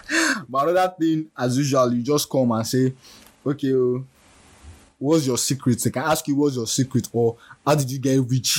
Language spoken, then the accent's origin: English; Nigeria; As a Nigerian